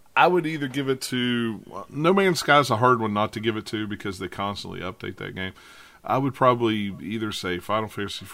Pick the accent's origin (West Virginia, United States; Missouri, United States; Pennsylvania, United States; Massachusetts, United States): West Virginia, United States; I'm from West Virginia. We don't have silent T's in West Virginia.